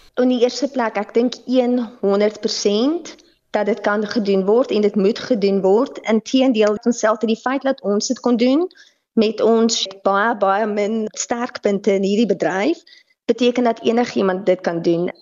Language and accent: Afrikaans; South Africa; as Suid-Afrikaners